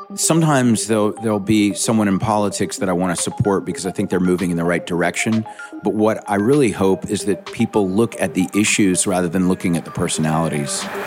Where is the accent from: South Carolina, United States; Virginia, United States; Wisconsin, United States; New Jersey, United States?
South Carolina, United States; Charleston; I'm from Charleston, South Carolina. Growing up in Charleston, there wasn't a lot of hip culture